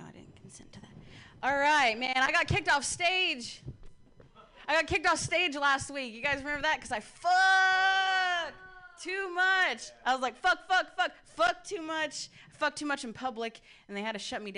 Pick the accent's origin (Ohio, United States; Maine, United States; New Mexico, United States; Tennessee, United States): Ohio, United States; I'm from Ohio